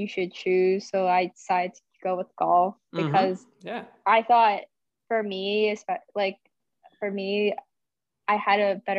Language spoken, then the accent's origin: English; Irvine, California, United States; moved away as an adult; also born or lived in Pasadena, California; now in Texas, United States; I'm from Irvine, California. I was born in Pasadena, but I still lived in the California area.